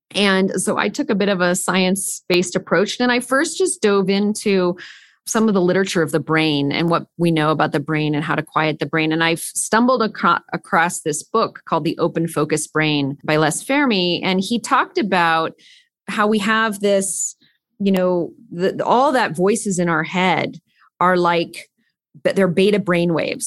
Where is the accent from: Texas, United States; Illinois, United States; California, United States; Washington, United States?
California, United States; I grew up in California